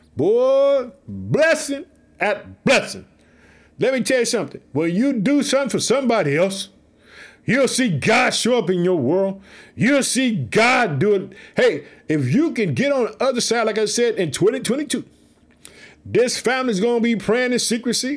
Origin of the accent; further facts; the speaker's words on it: Chicago, Illinois, United States; In the state of Illinois, it's my hometown. I live in the city of Chicago